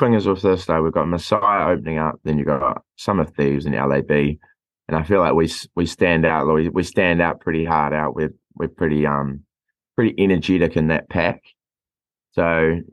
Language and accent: English; Dunedin, Otago, New Zealand; We're from Dunedin